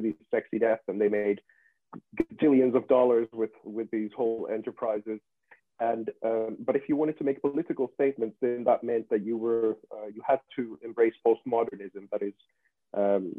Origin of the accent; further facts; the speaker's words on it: Finland; I come from Finland and Nokia was a big deal over here